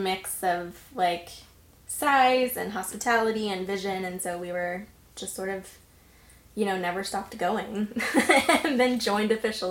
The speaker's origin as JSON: {"language": "English", "town": "Terrell", "region": "Texas", "country": "United States", "tie": "born or raised there", "said": "I'm from Texas originally. I grew up just east of Dallas in a town called Terrell."}